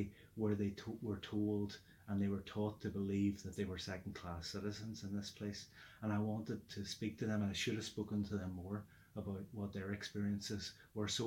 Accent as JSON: {"language": "English", "town": "Derry", "region": "Northern Ireland", "country": "United Kingdom", "tie": "born or raised there", "said": "we grew up in Derry in the 70s and 80s at the time there"}